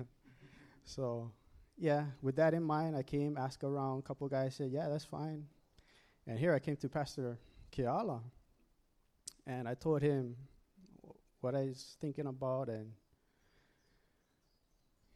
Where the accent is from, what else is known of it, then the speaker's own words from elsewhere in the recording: Oahu, Hawaii, United States; moved away as an adult; I'm actually from Oahu, moved up here in 2008